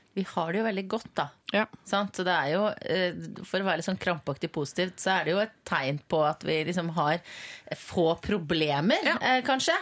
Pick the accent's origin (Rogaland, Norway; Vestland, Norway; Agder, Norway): Vestland, Norway; Voss; also born or lived in Vaksdal; Jeg er fra Vaksdal. Gått på gymnas på Voss, der jeg har vokst opp.